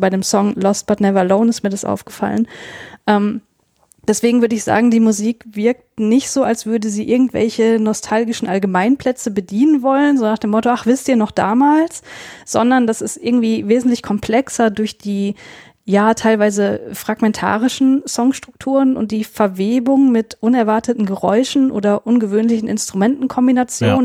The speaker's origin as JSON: {"language": "German", "region": "North Rhine-Westphalia", "country": "Germany", "tie": "born or raised there", "said": "ich bin in NRW aufgewachsen"}